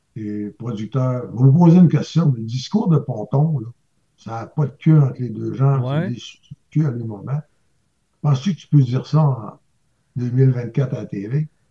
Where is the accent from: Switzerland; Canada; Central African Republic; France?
Canada; Saint-David-de-Falardeau, Quebec; moi, je venais de Falardeau